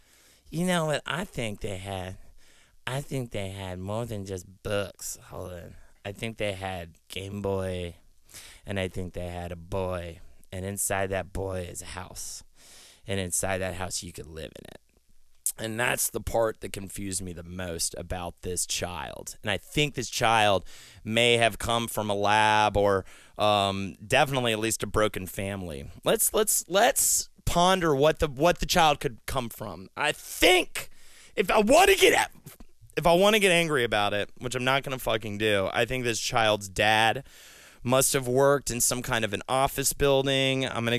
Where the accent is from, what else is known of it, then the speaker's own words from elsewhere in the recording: the South, United States; All my listeners out there know that I come from the South, but it's kind of like they don't know where in the South.